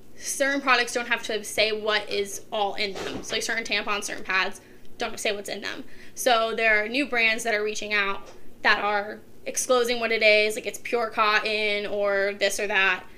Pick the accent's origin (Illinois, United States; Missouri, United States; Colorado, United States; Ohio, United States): Ohio, United States; Kent; also born or lived in Streetsboro, Ohio; I lived in a town called Streetsboro, which was like one town over from Kent, but I went to Kent City schools and everything, did most of everything I did in Kent